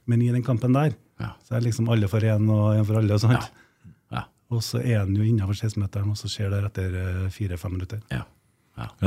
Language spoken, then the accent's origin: Norwegian; Trøndelag, Norway; moved away as an adult; also born or lived in Oslo / Fredrikstad; i mm. Oslo som trønder